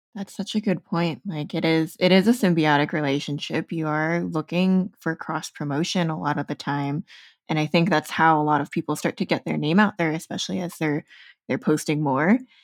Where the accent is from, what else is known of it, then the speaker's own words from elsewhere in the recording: United States; also born or lived in Chicago; growing up in the States